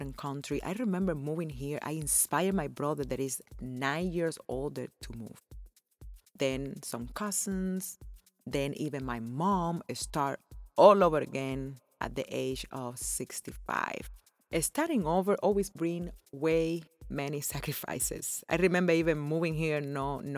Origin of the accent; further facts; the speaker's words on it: Cuba; moved away as an adult; also born or lived in Las Vegas, United States; now in Florida, United States; growing up in Cuba and how I came to live here in America.